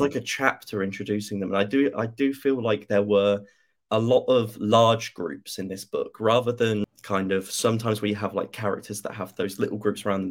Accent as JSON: {"language": "English", "country": "United Kingdom", "said": "being a British person"}